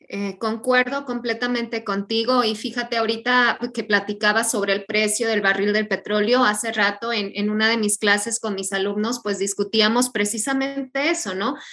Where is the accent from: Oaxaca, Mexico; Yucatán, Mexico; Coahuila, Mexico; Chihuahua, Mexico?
Oaxaca, Mexico; Santo Domingo Tehuantepec; yo soy de Oaxaca, del Istmo, precisamente de Tehuantepec